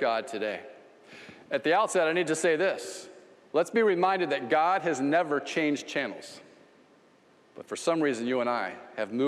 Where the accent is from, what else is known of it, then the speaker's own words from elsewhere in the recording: Ocala, Florida, United States; Southeast 11th Street, little street in Ocala, Florida, and I grew up there.